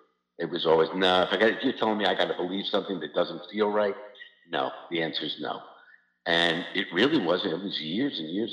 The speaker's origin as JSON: {"language": "English", "region": "New York", "country": "United States", "said": "I figured, I'm from New York. So, everything"}